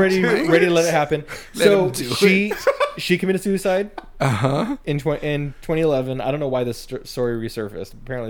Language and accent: English; Fresno area, California, United States; being from a small town over there